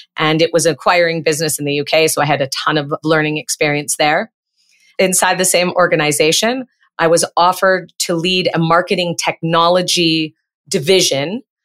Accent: Peterborough, Ontario, Canada; moved away as an adult; now in Montreal, Canada; I grew up in Ontario, Canada, in a city that's on the Otonabee River. It's about seventy-nine, eighty miles northeast of Toronto. And I spent the first half of my life in Peterborough

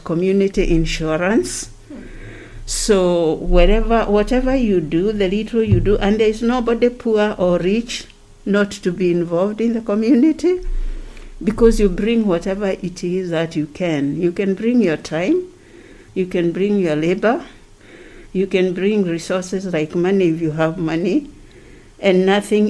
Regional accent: Kenya; now in Ghana

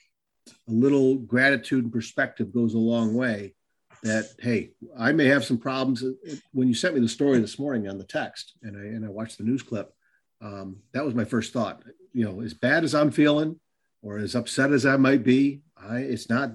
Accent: Northville, Michigan, United States; also born or lived in Westland, Michigan / Taylor, Michigan; my parents choosing to move to Northville, Michigan. I was born in Westland, Michigan. We lived there for a little bit. We lived in Taylor

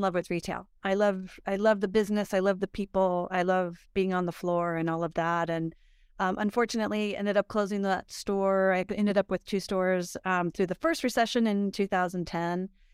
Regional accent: Idaho, United States; also born or lived in Pomona, California / Florida; I was raised in Idaho, and I came back to Idaho after

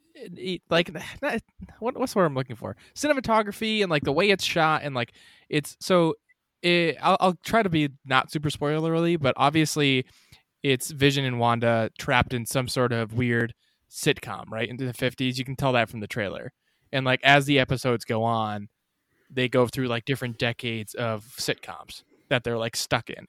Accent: Massachusetts, United States; we're from Massachusetts

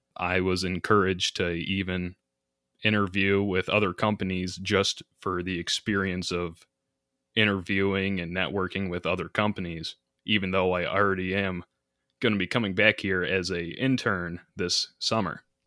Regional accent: Grand Rapids, Michigan, United States; also born or lived in Houghton, Michigan; I'm from the Grand Rapids area initially

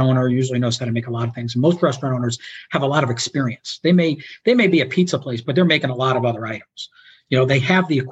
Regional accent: New York, United States; also born or lived in Chicago; now in Florida, United States; I grew up in New York, so I'm more of a New York style pizza guy

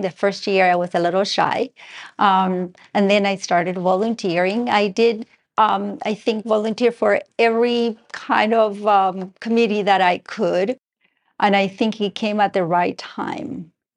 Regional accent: Argentina; moved away; I have a little bit of an accent. I am originally from Argentina

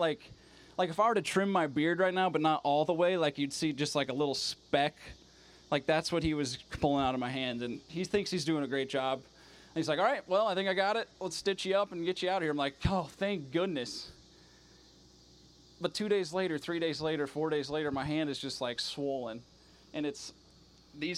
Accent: Iowa, United States; moved away as an adult; I'm from Iowa

